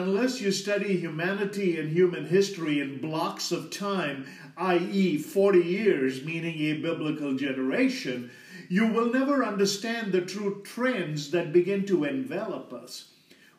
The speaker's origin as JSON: {"language": "English", "country": "India", "said": "as an Indian"}